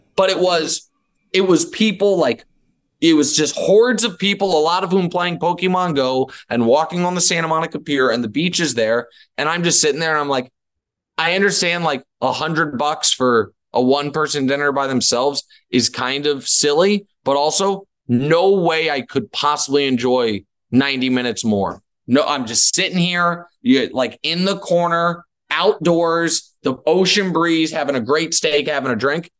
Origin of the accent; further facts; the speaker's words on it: Missouri, United States; moved away; I'm from Missouri